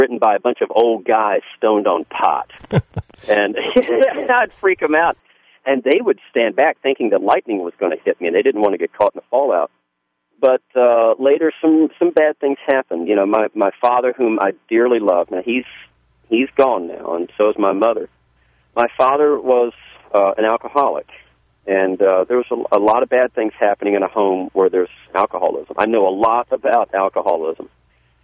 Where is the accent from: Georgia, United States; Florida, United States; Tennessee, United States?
Georgia, United States; Savannah; accent: Southern; also born or lived in North Carolina; now in Canton, United States; I grew up in Savannah, Georgia. I'm a Southerner.